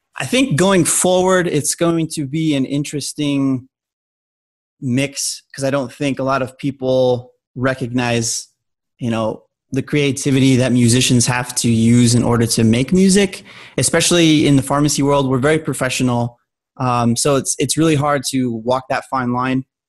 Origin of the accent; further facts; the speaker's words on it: Albuquerque, New Mexico, United States; moved away; I'm originally from Albuquerque, New Mexico